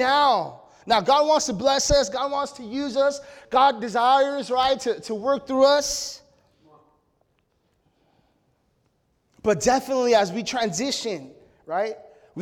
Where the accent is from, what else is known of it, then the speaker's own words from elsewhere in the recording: Mexico; my culture as a Mexican, we're prideful